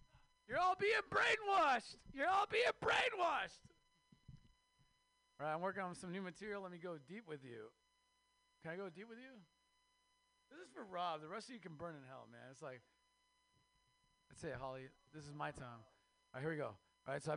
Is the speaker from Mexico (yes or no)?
yes; Mexico; moved away; I am Mexican from Mexico